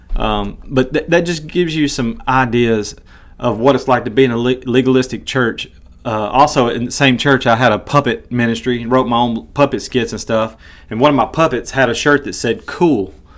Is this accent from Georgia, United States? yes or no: no; Tennessee, United States; moved away as an adult; also born or lived in Iowa; I'm from Tennessee, and I'm a huge Tennessee Volunteers fan.